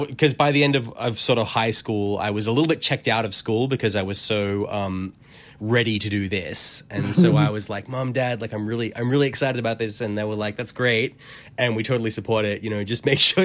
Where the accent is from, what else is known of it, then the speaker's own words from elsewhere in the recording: Australia; as an Australian, I'm living in this very sort of, now I realize, quite isolated bubble of the world.